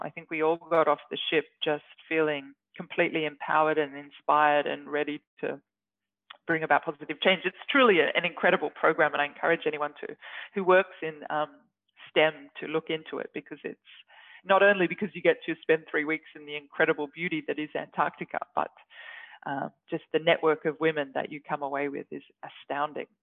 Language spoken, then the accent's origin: English; Australia; moved away as an adult; now in Norway; As an Australian, obviously, I'm not used to the cold or the snow, and now I live in Arctic Norway